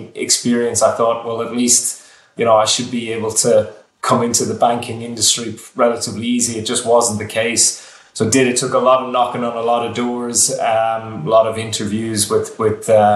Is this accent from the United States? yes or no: no; west of Ireland, Ireland; moved away as an adult; now in Australia; I'm Irish. So I'm from the west of Ireland, and I arrived in Australia at the start of 2009.